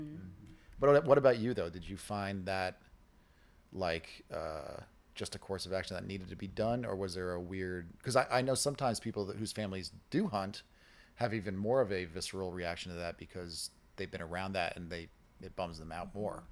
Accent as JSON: {"language": "English", "region": "New York", "country": "United States", "tie": "born or raised there", "moved": "as an adult", "lives_now": "Austin, United States", "said": "I grew up in New York"}